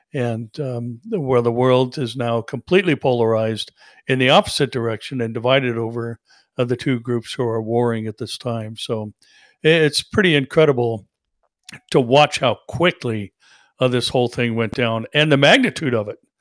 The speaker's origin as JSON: {"language": "English", "country": "United States", "said": "as an American citizen"}